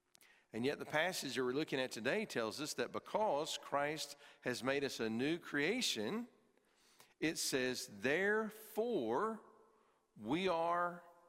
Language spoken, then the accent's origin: English; Pigeon Forge, Tennessee, United States; I grew up in the Pigeon Forge area, and if you don't know, there's three things that determines the value of real estate